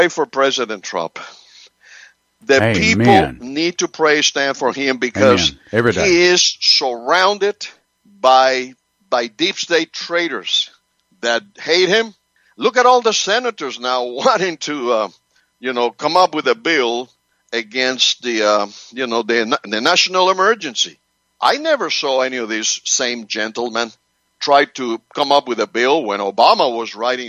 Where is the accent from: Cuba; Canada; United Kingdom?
Cuba; also born or lived in Spain; now in United States; I was born in Cuba. I came to this country in 1963